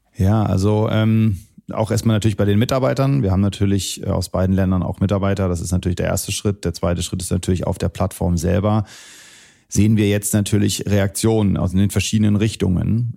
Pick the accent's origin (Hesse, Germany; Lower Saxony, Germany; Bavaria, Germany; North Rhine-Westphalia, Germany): Lower Saxony, Germany; Celle; moved away as an adult; also born or lived in Wolfsburg / United States / Syria (parents); now in Berlin, Germany; ich bin hier in Deutschland geboren, in Wolfsburg, äh, bin dann äh, zur Schule gegangen in Celle